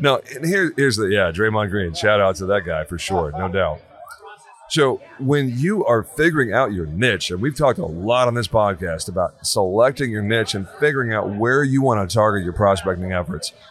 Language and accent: English; Texas, United States; I'm from Texas